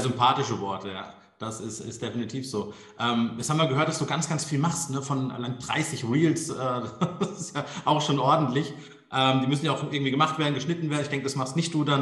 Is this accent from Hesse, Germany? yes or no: yes; Darmstadt, Hesse, Germany; Meine Geburtsstadt Darmstadt